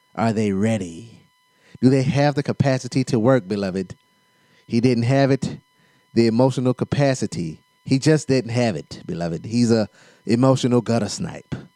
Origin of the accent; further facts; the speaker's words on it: South Carolina, United States; accent: South Carolina; My accent is so South Carolina